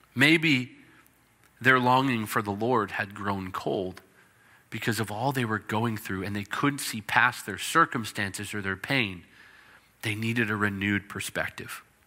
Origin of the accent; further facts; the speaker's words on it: British Columbia, Canada; British Columbia, where I grew up.